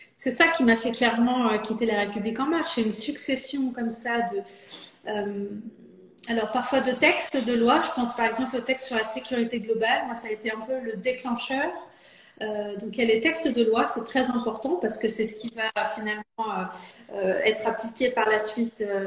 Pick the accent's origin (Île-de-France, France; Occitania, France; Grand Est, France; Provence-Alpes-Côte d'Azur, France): Île-de-France, France; Saint-Ouen-l'Aumône; j'ai grandi dans le Val d'Oise. Euh, à Saint-Ouen-l'Aumône, donc pas très loin de là où je suis élue aujourd'hui